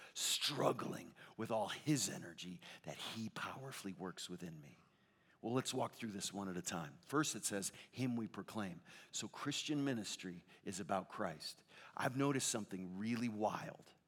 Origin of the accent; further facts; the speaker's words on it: Connecticut, United States; moved away as an adult; also born or lived in Chicago; now in Southern California, United States; I grew up in Connecticut for 28 years before I lived in Chicago for 7 and then out in Southern California for 24